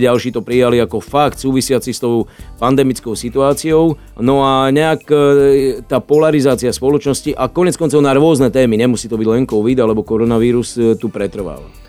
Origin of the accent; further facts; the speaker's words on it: Slovakia; My sme súťaživí Slováci